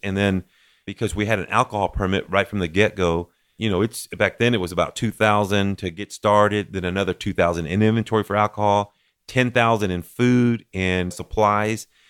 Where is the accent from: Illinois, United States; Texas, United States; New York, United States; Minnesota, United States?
Texas, United States; Midland; Millen is my hometown, and I always say it's been an honor to serve as mayor of my hometown. But born and raised here